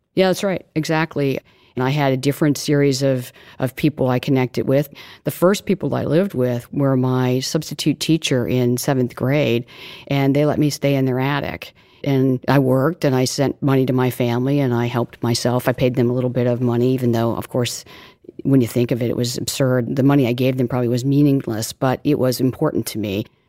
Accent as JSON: {"language": "English", "region": "Missouri", "country": "United States", "tie": "born or raised there", "said": "We were growing up in Missouri, and my father was a postman"}